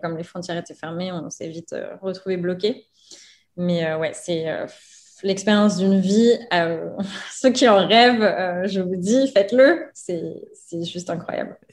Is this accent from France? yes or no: yes; France; moved away as an adult; also born or lived in New York, United States / Louisville, United States; now in Mazatlán, Mexico; Quand je suis rentrée une première fois de New York, là, je me sentais, je me sentais plus française